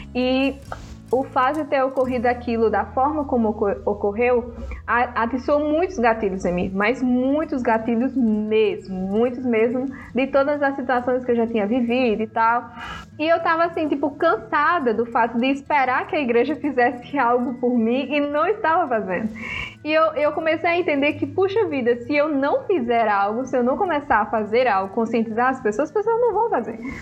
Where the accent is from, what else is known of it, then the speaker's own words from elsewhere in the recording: Brazil; also born or lived in Africa; eu fui criada aqui no Brasil, né? Mas ao mesmo tempo é, eu nasci lá